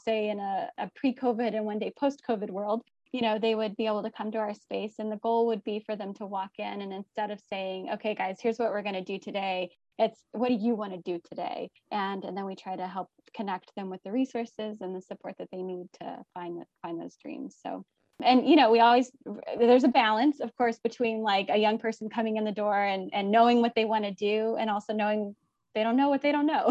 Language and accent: English; United States; also born or lived in Haiti / Guatemala; being an American